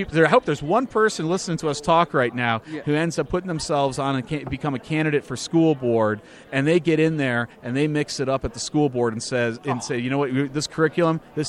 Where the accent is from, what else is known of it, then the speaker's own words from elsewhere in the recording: Northeast Ohio, United States; moved away; my hometown back in Northeast Ohio